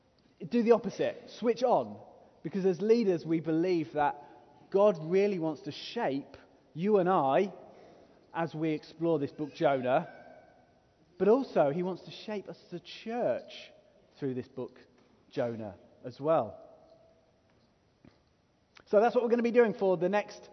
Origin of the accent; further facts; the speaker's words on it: England, United Kingdom; If we're from England